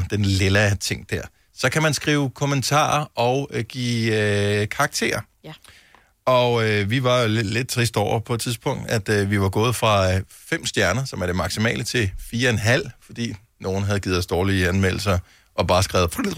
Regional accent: Funen, Southern Denmark, Denmark; jeg er opvokset på Fyn

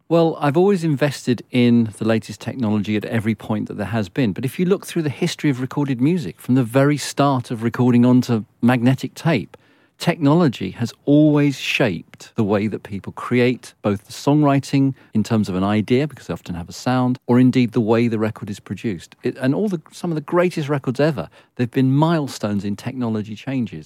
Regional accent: London, United Kingdom; I was born in Hampstead, and I lived in Muzzle Hill.

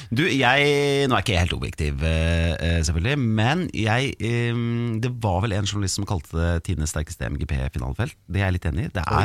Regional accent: Hamar, Innlandet, Norway; jeg er jo fra Hamar, så jeg heier på HamKam

